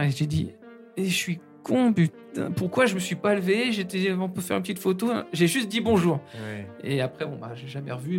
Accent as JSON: {"language": "French", "town": "Saint-Denis", "region": "Île-de-France", "country": "France", "said": "je suis de Saint-Denis"}